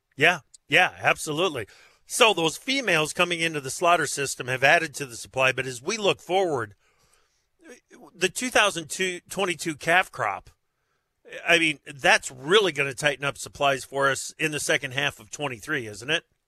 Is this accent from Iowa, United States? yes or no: yes; Eastern Iowa, United States; also born or lived in Chicago; I spent three and a half years in Chicago as well after growing up in Eastern Iowa